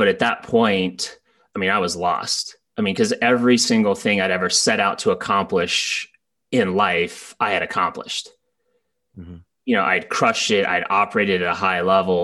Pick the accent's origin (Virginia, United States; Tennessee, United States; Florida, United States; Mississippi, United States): Florida, United States; Tallahassee; moved away as an adult; also born or lived in Annapolis, Maryland / Coronado, California; growing up in Tallahassee, smaller town